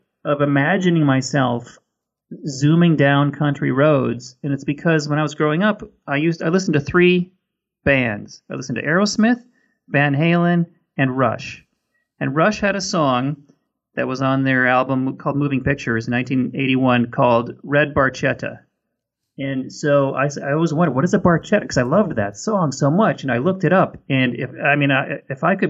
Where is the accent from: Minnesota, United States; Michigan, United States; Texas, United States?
Minnesota, United States; now in California, United States; I grew up in Minnesota and it's very cold there